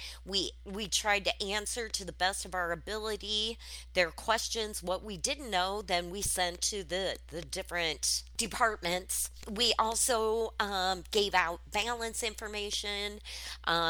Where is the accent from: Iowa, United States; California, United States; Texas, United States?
Iowa, United States; Waterloo; moved away as an adult; now in Nebraska, United States; born and raised in Waterloo, Iowa, and 5 years ago when the first office came into Nebraska, I went with it